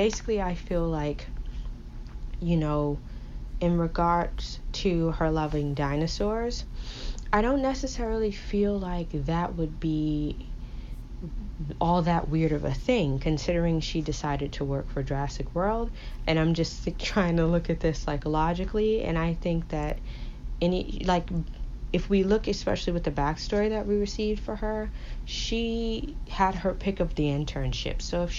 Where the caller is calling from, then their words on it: New York City, New York, United States; Hey, Brad and Jennifer. … I am hailing from New York City.